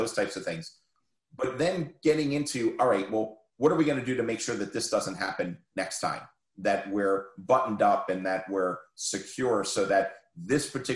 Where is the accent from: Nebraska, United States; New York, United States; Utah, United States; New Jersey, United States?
New Jersey, United States; I grew up in New Jersey